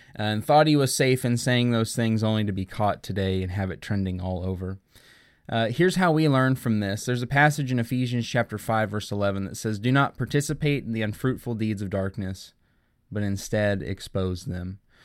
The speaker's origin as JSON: {"language": "English", "region": "Oklahoma", "country": "United States", "tie": "born or raised there", "said": "the Oklahoma City Thunder, a team who I've been with since they arrived in my home state"}